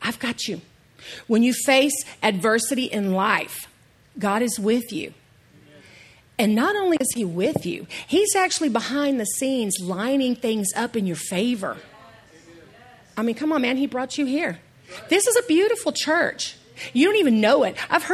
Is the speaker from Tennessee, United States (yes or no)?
no; East Texas, United States; I say salmon because I'm from East Texas